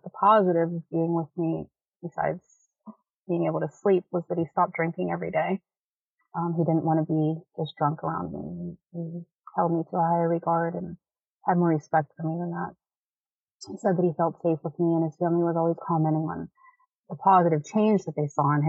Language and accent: English; Pittsburgh, Pennsylvania, United States; I'm from Pittsburgh. I've always lived here.